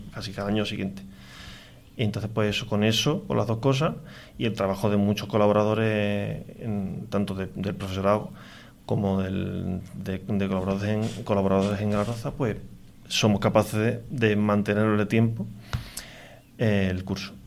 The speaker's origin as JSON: {"language": "Spanish", "town": "Galaroza", "region": "Andalusia", "country": "Spain", "said": "yo soy de Galaroza"}